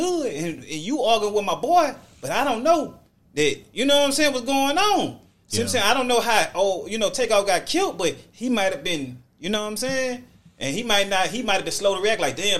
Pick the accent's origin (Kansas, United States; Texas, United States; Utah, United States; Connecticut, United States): Texas, United States; I'm from Texas.